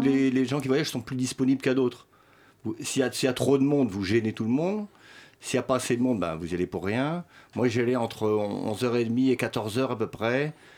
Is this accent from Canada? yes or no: no; France; first language Swedish; French is a second language; also born or lived in Sweden / Berlin; le suédois est ma langue maternelle. Mais j'ai quand même, je suis né en Suède et euh, d'une mère suédoise. Euh, mais j'ai quand même fait toute ma scolarité en France